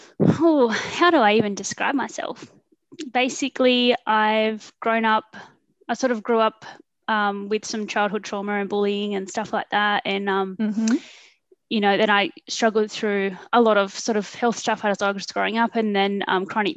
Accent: northern New South Wales, Australia; also born or lived in Sydney; I was born in Sydney. We moved up to northern New South Wales, just a little town, and sort of just started school there.

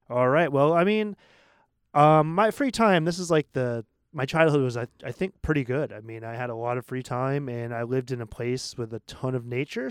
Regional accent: Portland, Maine, United States; I come from Portland, Maine, which is a small city of seventy thousand people in the Northeast

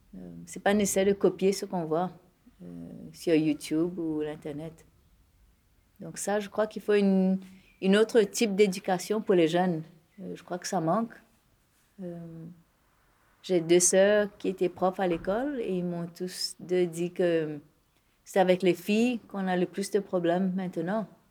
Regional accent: Mauritius; moi en tant que Mauricienne, en tant qu'hindou, en tant qu'indo-mauricien

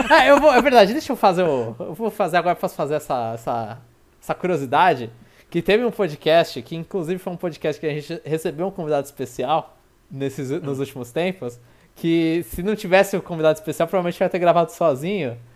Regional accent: Rio de Janeiro, Brazil; eu sou carioca da Gema.

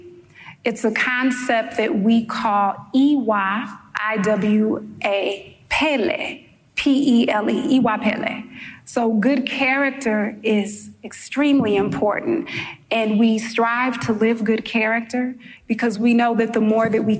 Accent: St. Louis, Missouri, United States; now in New York, United States; If you hear an accent for the New Yorkers in the room, it's because I am from St. Louis, Missouri, originally. And the accent did not leave, it stayed

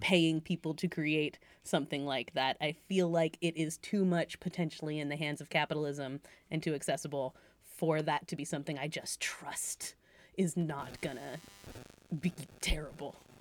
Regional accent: Massachusetts, United States; I'm from Massachusetts

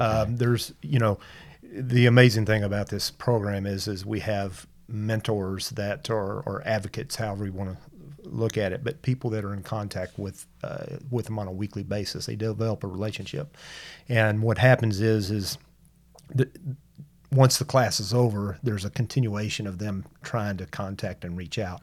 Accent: Tyler, Texas, United States; I was born here in Tyler. Um, all my life

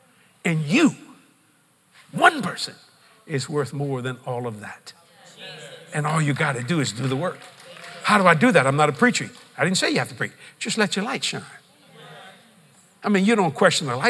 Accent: United States; I'm an American.

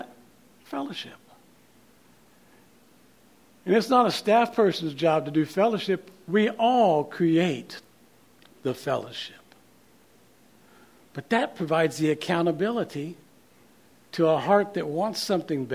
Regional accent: Oklahoma City, Oklahoma, United States; moved away as an adult; also born or lived in Kansas City, Missouri; We grew up in Oklahoma City, but we left in 1990 to go to seminary in Kansas City, Missouri

